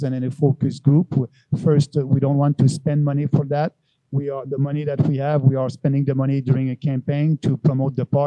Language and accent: English; Beauce, Quebec, Canada; now in Montreal, Canada; I'm a guy from Montreal, originally from Beauce